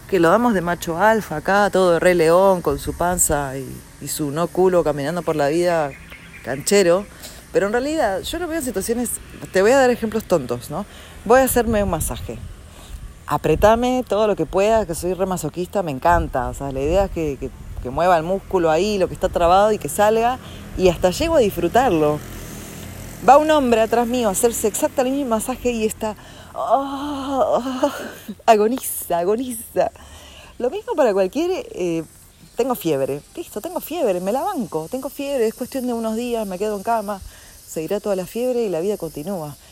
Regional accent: Argentina; un país como Argentina, y hablo de ahí porque yo nací ahí

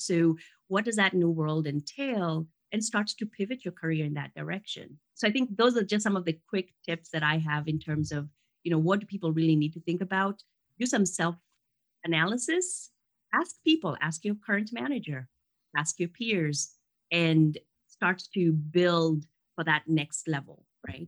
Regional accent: Kenya; now in United States; I lived in Kenya. I grew up in Kenya, and come from very humble beginnings there. And I came to the U.S.

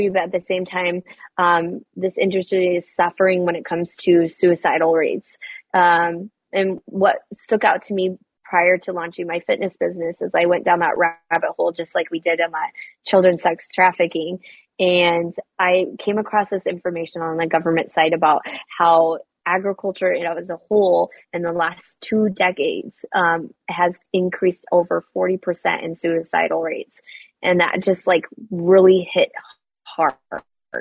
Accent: Western Nebraska, United States; I grew up in Western Nebraska

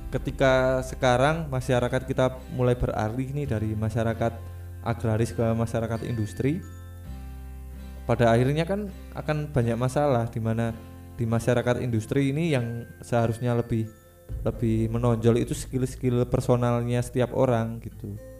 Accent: Java, Indonesia; also born or lived in Kalimantan; saya sebagai orang Jawa

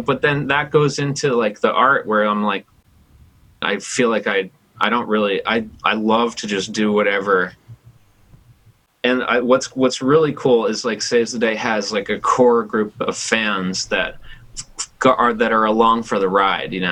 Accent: New Jersey, United States; moved away as an adult; also born or lived in New York City / Brooklyn; now in Chico, United States; growing up in New Jersey and then like going to school in New York City

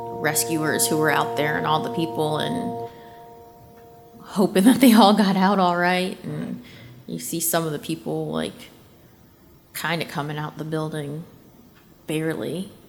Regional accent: New York, United States; born there; I was born in New York, so whenever we went there, my dad would be like, oh, you know you're home if the Twin Towers are here

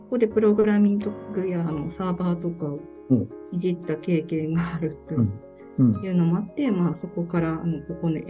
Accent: Brazil; now in Japan; はい、日系ブラジル人です。

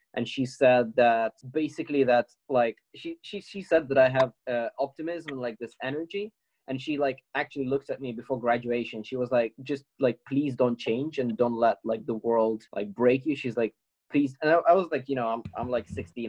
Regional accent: Ukraine; now in United Kingdom; coming from Ukraine

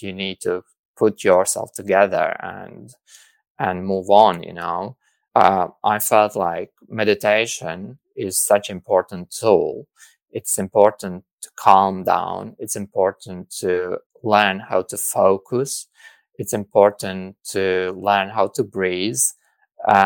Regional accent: Latvia; moved away; I came from Latvia, and I grew up in the kind of community where like also psychology and psychiatry was kind of taboo

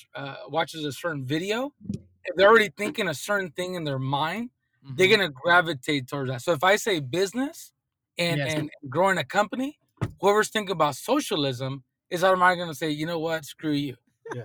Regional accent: Oceanside, California, United States; born and raised in Southern California in Oceanside

